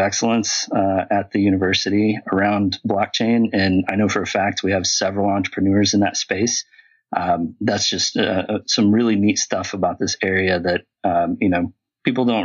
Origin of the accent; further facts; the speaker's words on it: Arkansas, United States; I'm from Arkansas